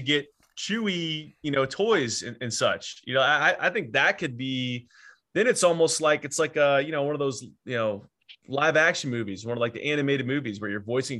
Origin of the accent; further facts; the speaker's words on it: Pasadena, California, United States; born there; Nice. I was born in Pasadena.